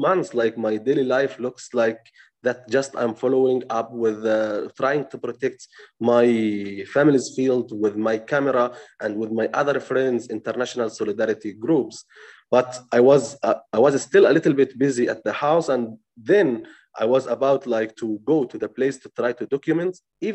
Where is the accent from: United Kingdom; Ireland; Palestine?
Palestine; Tuba, West Bank; I was born in 1998 in Touba